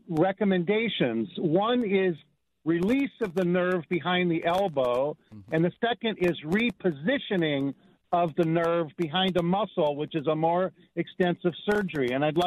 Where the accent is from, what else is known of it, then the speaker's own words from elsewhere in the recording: Los Angeles, California, United States; I grew up in Los Angeles